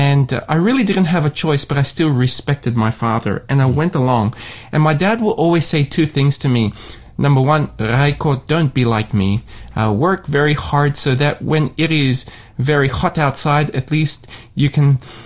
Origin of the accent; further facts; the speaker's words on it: Sydney, New South Wales, Australia; I grew up in Sydney